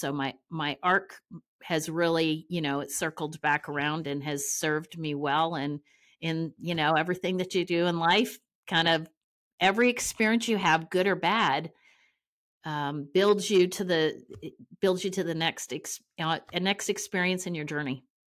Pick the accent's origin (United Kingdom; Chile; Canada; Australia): Canada; Ontario; moved away as an adult; also born or lived in Amarillo, Texas; now in Oklahoma City, United States; I'm from Ontario, Canada